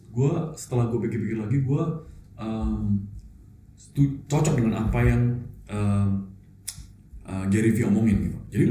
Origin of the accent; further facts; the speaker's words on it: Surabaya, East Java, Indonesia; gue dari Surabaya